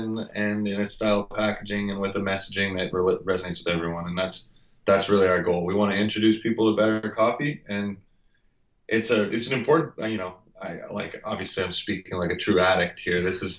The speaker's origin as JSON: {"language": "English", "region": "Ontario", "country": "Canada", "tie": "born or raised there", "said": "So I grew up in Ontario, actually, on a lake in a rural area"}